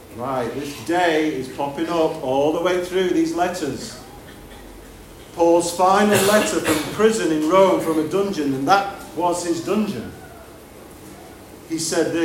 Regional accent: United Kingdom; I'm a citizen of this country.

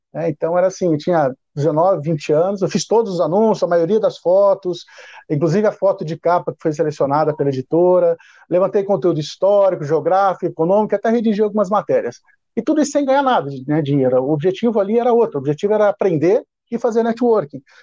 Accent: Paranaíta, Mato Grosso, Brazil; moved away as an adult; quando eu tinha cinco anos, eu saí de uma cidade pequena do interior do Paraná e me, com a família, nós nos mudamos para uma pequena cidade no interior do Mato Grosso, Paranaíta

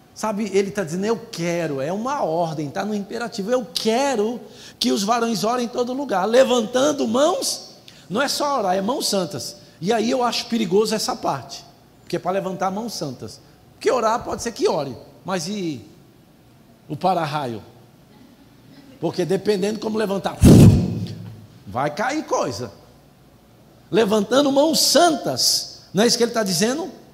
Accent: São Paulo, Brazil; eu nasci numa família pobre em São Paulo

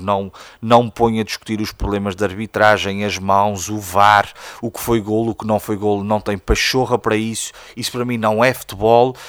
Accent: Praia da Vitória, Azores, Portugal; also born or lived in Coimbra; a Praia da Vitória tem, obviamente, eh, um papel. É onde eu nasci, é onde eu cresci

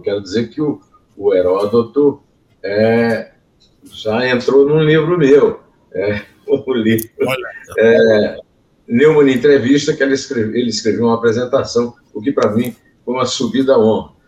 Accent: Uiraúna, Paraíba, Brazil; eu nasci em Iraúna, na verdade, o Rio do Peixe, que era fazenda o rio que não tem peixe, da fazenda do, do meu, meu, meus avós

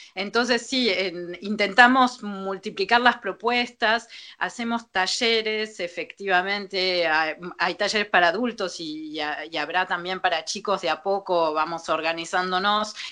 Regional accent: Argentina; also born or lived in France; now in Paris, France; yo soy argentina

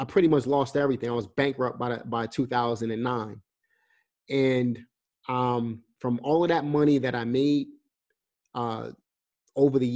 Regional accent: New York City, New York, United States; moved away as an adult; now in North Carolina, United States; I'm coming from New York

